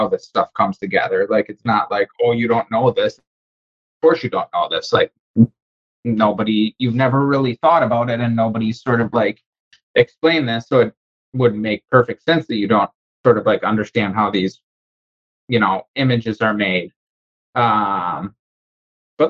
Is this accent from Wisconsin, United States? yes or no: yes; Wisconsin, United States; now in Charleston, United States; I'm from Wisconsin, currently living in Charleston.